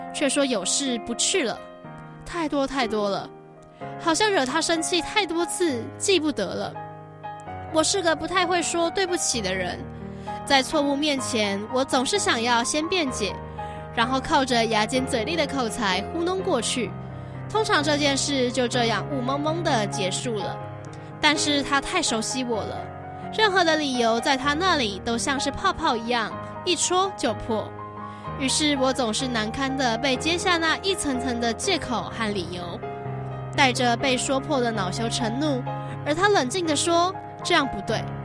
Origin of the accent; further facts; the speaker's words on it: Taiwan; 我是，我是台湾人嘛